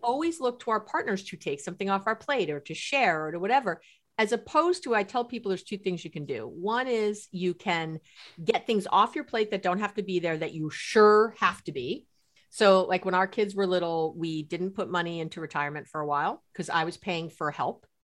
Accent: New York City, New York, United States; I grew up in New York City.

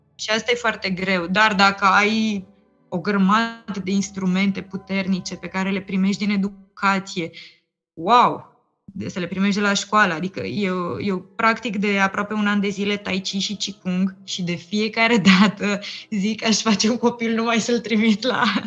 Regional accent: Romania; noi ca români cel puțin, pentru că am trăit experiența comunismului

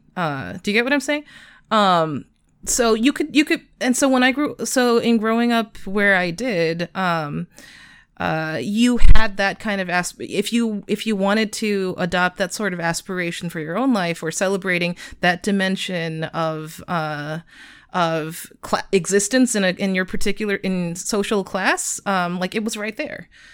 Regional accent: Arcadia, California, United States; I grew up in Arcadia, California. Uh, it's a suburb of Los Angeles

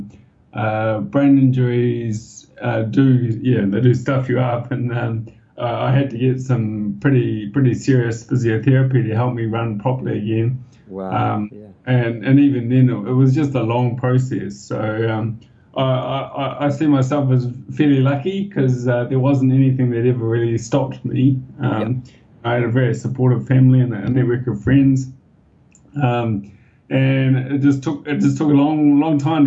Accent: Wellington, New Zealand; moved away as an adult; now in Shanghai, China; I grew up in Wellington, and there are so many hills around

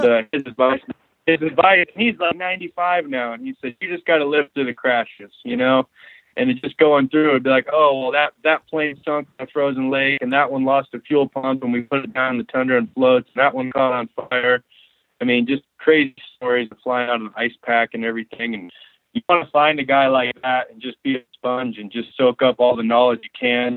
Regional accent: North Idaho, United States; now in King Salmon, United States; I was born and raised in North Idaho

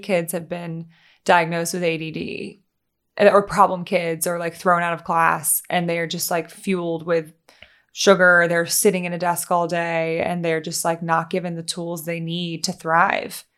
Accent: Louisiana, United States; moved away; also born or lived in Tennessee; I grew up in Louisiana and then I moved to Tennessee

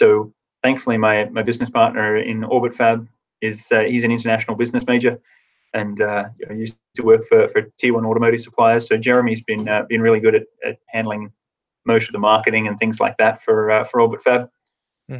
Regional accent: Tasmania, Australia; moved away; I grew up in Tasmania

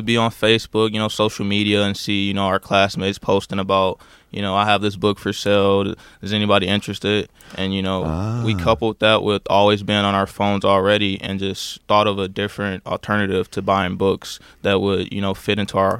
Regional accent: Detroit, Michigan, United States; I'm from right here in Detroit.

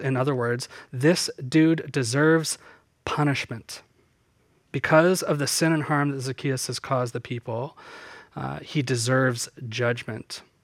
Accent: Southern Ontario, Canada; where I grew up in Southern Ontario.

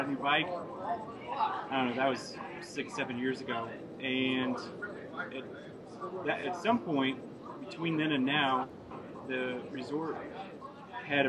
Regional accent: Iowa, United States; moved away as an adult; now in Montana, United States; I'm actually from Iowa. Moved out here after college

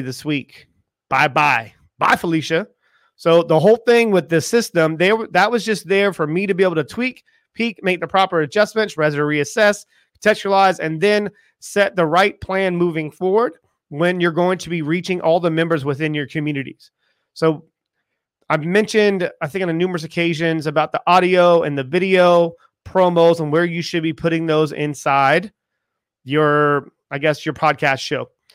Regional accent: United States; I am from America

